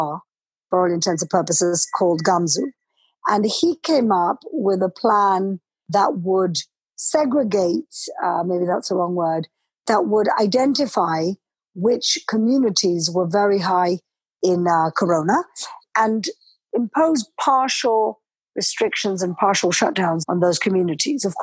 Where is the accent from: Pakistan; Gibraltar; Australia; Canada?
Gibraltar; moved away as an adult; also born or lived in London; now in Jerusalem, Israel; I was brought up and raised in Gibraltar, studied law in London